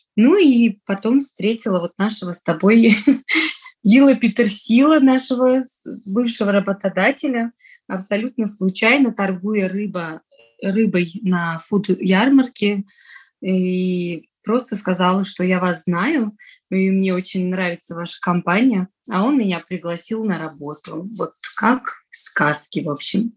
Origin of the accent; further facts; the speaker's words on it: Dushanbe, Tajikistan; first language Russian; moved away as an adult; now in Moscow, Russia; Вообще я родилась, выросла в Таджикистане. Я выросла в Душамбе, это столица